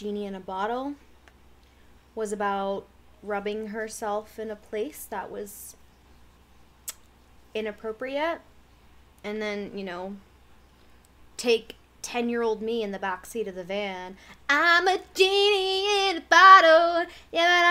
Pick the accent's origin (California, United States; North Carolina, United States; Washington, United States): California, United States; I'm from California